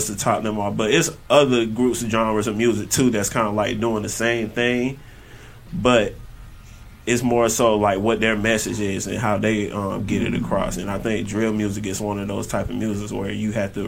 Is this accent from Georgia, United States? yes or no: yes; College Park, Georgia, United States; I'm from College Park, okay. Georgia. I'm from here. Born and raised